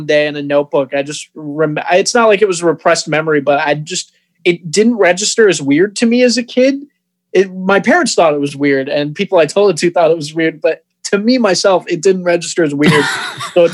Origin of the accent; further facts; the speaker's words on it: Rockford, Michigan, United States; also born or lived in Toledo, Ohio; now in Ann Arbor, United States; I grew up in Rockford, Michigan